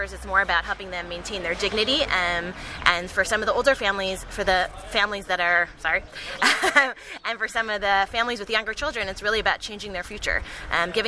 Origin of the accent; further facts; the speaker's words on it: Chicago, Illinois, United States; moved away as an adult; also born or lived in New York; now in Israel; I'm originally from Chicago